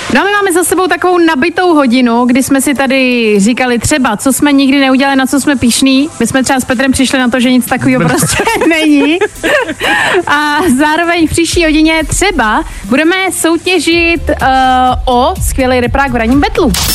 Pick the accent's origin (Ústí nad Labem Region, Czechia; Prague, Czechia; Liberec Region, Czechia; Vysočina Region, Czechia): Liberec Region, Czechia; Česká Lípa; Já vlastně sama pocházím z Český Lípy, což je kousek